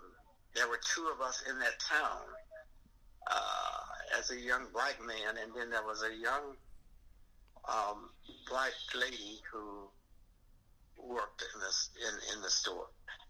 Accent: Alabama, United States; moved away as an adult; also born or lived in Chicago, Illinois / Sycamore, Illinois; now in Aurora, United States; I wasn't born in Aurora. I was born in Alabama.

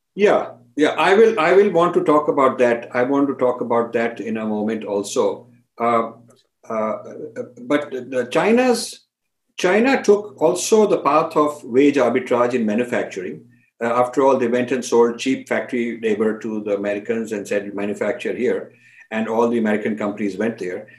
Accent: India

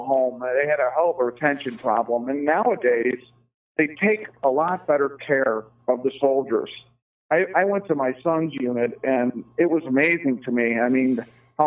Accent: United States; as an American

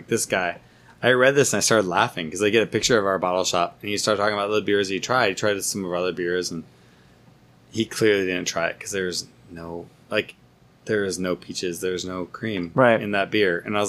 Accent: United States; moved away; As an American

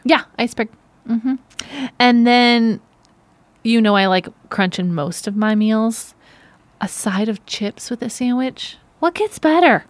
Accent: St. Joseph, Michigan, United States; accent: Michigan; moved away; I grew up in Saint Joseph, Michigan

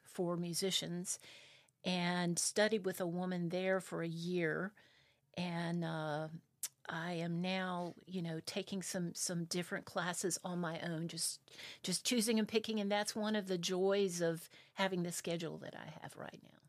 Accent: South Carolina, United States; also born or lived in Spartanburg, South Carolina; I'm originally from South Carolina. Uh, my dad was a Methodist minister

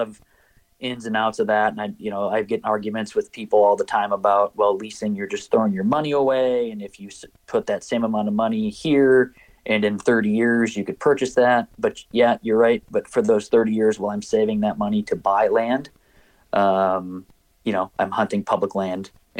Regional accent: Minnesota, United States; the biggest push, was growing up in Minnesota and hunting on public land.

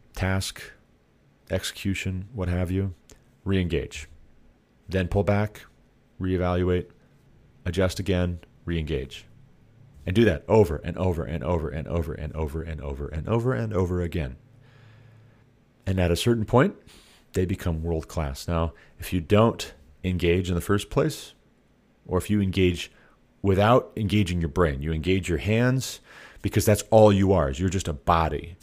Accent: Montana, United States; I come from Montana

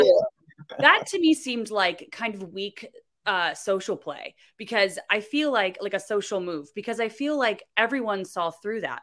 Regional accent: Florida, United States; I'm from Florida

